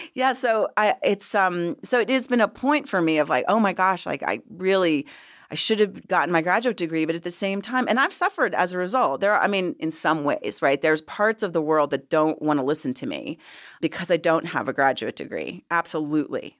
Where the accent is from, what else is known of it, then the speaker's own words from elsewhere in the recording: Washington, District of Columbia, United States; moved away as an adult; also born or lived in Los Angeles; now in Colorado, United States; I am originally from Washington, D C. Um, and I lived there, grew up there